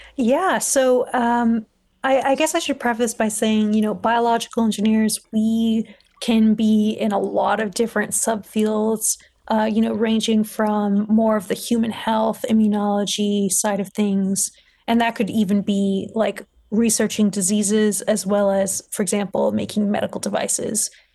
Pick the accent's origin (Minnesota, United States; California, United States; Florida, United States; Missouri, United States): California, United States; Los Angeles; moved away as an adult; also born or lived in Scotland; I grew up in Los Angeles, uh, California